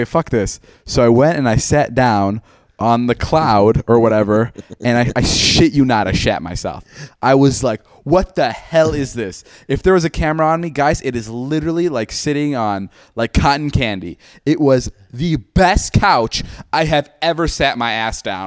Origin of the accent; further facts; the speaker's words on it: Chicago, Illinois, United States; Chicago's my hometown